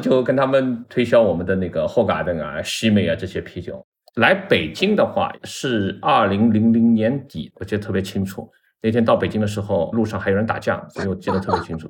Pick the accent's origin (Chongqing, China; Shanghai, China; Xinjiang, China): Shanghai, China; moved away as an adult; now in Beijing, China; 因为我上海人嘛。